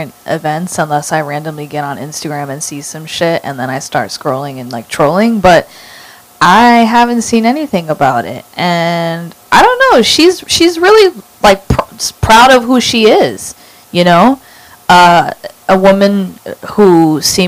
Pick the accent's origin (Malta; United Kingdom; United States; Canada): United States; New York City, New York; I'm from Harlem